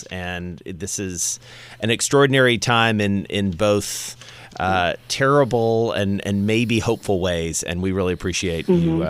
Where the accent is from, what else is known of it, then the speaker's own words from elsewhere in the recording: the South, United States; now in New York, United States; I grew up in the South. It was born in Atlanta. And I tell you, I live in New York now.